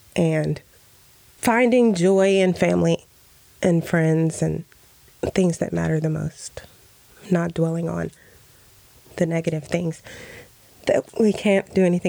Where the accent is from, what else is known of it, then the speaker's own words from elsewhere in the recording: Nebraska, United States; also born or lived in Spain; I am from Nebraska. The first several years of my life were in Spain. Okay. I am a military brat.